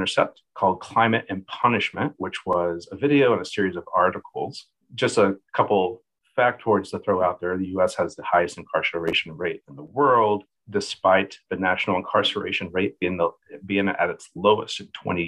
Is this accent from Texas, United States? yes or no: yes; Texas, United States; I'm from Texas